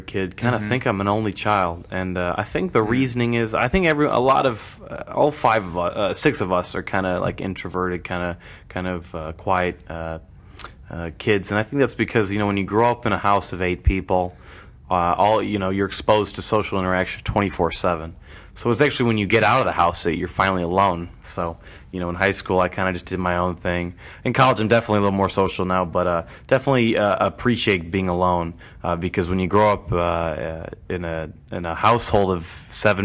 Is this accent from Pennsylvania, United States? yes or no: no; Northbrook, Illinois, United States; I've actually been there my whole life